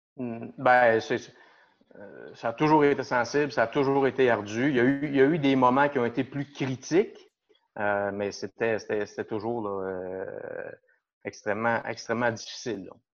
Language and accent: French; Shawinigan, Quebec, Canada; also born or lived in Mont-Laurier; je suis natif de Shawinigan. Euh, j'ai toujours vécu ici